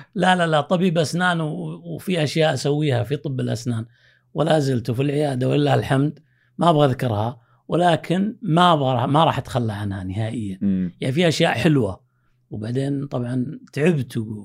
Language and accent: Arabic; Saudi Arabia; also born or lived in Pakistan; حنا ابناء البلد